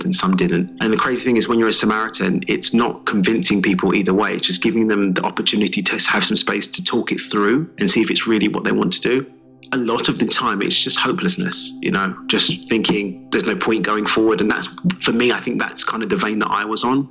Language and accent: English; London, United Kingdom; accent: English; I'm from East London originally